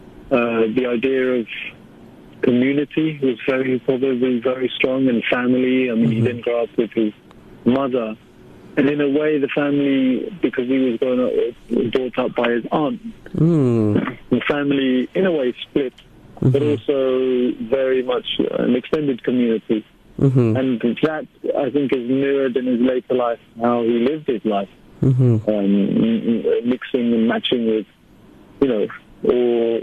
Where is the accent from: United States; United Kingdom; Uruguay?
United Kingdom; London; I grew up in South London.